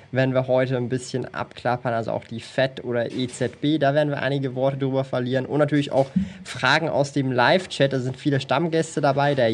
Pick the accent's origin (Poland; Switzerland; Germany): Switzerland; Also bei uns in der Schweiz, ich weiß nicht mehr, ob das jetzt noch so ist